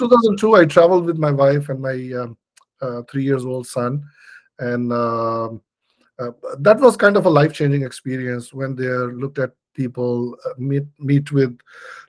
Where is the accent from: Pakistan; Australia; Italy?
Pakistan; moved away as an adult; also born or lived in Canada / United States; I am originally from Pakistan